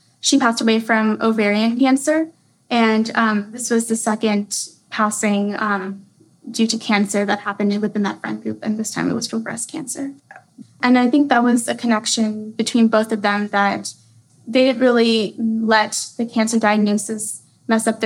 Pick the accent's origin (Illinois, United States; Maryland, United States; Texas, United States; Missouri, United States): Texas, United States; Austin; also born or lived in Minnesota; I'm right here from Austin, Texas.